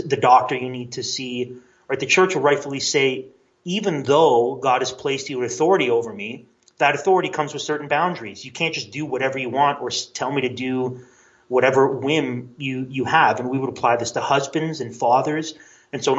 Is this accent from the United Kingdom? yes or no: no; Canada; a Canadian who is very interested in American history